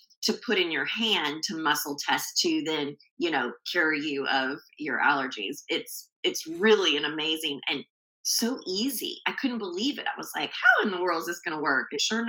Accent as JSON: {"language": "English", "region": "Arizona", "country": "United States", "tie": "born or raised there", "moved": "yes", "said": "I grew up in Arizona"}